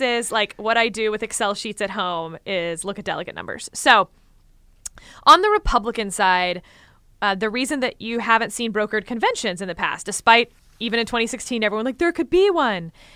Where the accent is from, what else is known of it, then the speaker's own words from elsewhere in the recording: Texas, United States; I'm from Texas